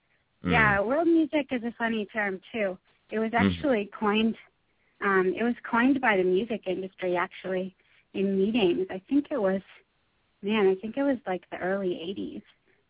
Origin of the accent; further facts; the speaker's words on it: Connecticut, United States; also born or lived in Houston; I moved around a lot. I've lived in a lot of places, but I was actually born in Houston, and then I went to high school in Connecticut, not too far from.